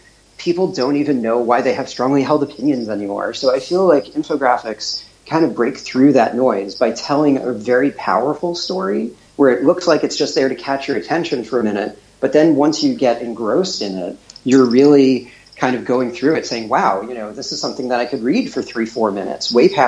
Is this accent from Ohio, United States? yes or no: no; Pomona, New York, United States; I was born and raised near Muncie. I grew up in Pomona, if you all know the area.